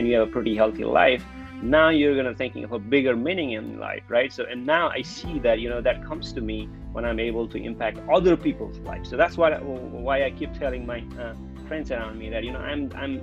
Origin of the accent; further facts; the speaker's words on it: Kapilvastu, Lumbini Province, Nepal; moved away; growing up in Kapilvastu, Nepal.